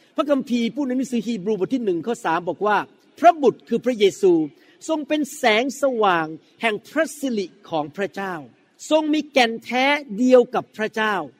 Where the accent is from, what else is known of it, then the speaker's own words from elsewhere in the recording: Thailand; ลักษณะชีวิตเก่าของผมที่มาจากสังคมไทย